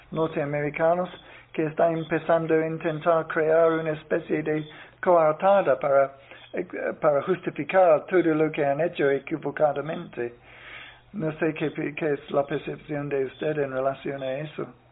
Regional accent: Ireland; Spanish is a second language; now in Nicaragua; en mi país, en, Irlanda

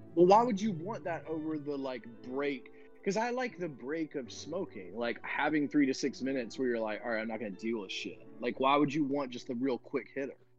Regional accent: Winston-Salem, North Carolina, United States; moved away; also born or lived in New Hampshire; I moved from Winston Salem, like where RJR. That's where I'm from.

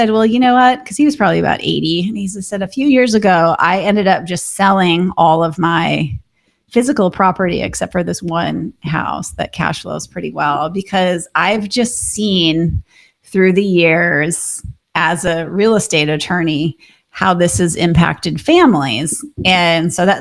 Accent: Minnesota, United States; now in Austin, United States; we own a short-term rental in Minnesota, which is where I grew up in the Lake Country there

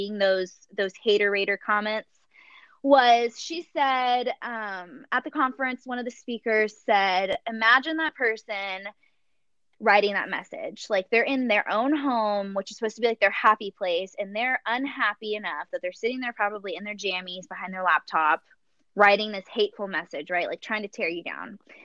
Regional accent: the South, United States; I'm from the South and mama raised a lady

